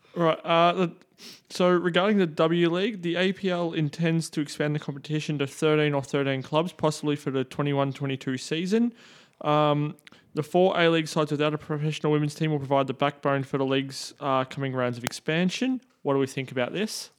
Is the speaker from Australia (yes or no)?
no; Scotland, United Kingdom; I'm Scottish.